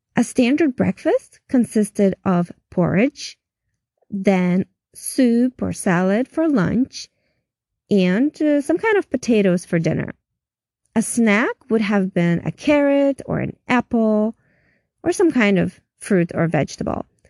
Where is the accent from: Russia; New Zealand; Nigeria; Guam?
Russia; moved away as an adult; now in United States; in my time of growing up in Russia